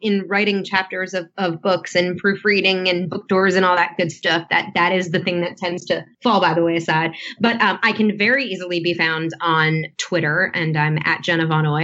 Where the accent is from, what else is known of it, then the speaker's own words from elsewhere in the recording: near Danbury, Connecticut, United States; also born or lived in Los Angeles, United States; now in Nashville, United States; Danbury, Connecticut on the 23rd. That's right near my hometown